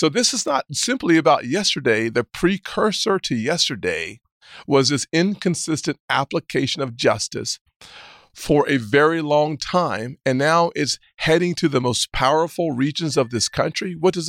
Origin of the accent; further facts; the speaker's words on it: Deep South, United States; As an African-American growing up in the Deep South in the early 70s and 80s, the one thing we always wanted was to be judged by the content of our character